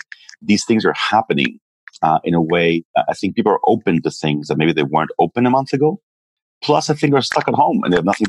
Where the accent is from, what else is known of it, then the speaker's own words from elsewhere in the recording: Peru; also born or lived in Israel / Mexico; I was born in Israel, and then I grew up in Peru and Mexico as a kid. My parents went there for work.